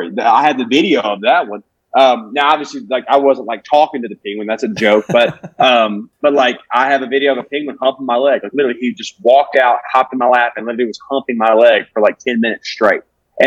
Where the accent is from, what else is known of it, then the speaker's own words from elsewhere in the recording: Alabama, United States; moved away as an adult; now in Los Angeles, United States; I'm moving here. I'm from Alabama